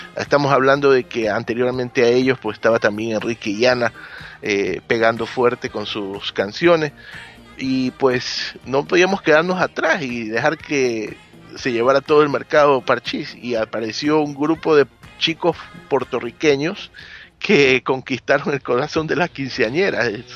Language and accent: Spanish; Ecuador; en mi país, Ecuador